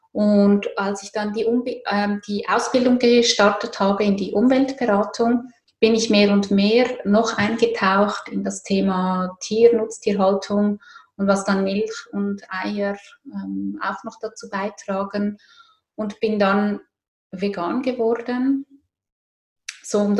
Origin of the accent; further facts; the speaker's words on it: Zurich, Switzerland; Ich komme aus Zürich.